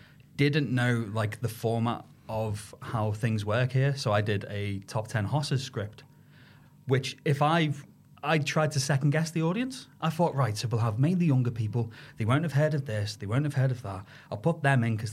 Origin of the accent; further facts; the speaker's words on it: the Wirral, North West England, United Kingdom; I am on the wrong side of the Mersey. I am from the Wirral